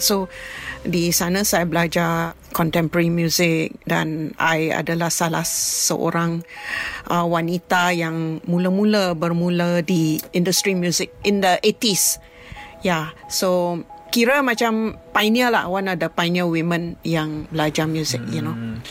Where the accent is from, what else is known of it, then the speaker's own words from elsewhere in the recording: Penang, Malaysia; Saya berasal dari Pulau Pinang.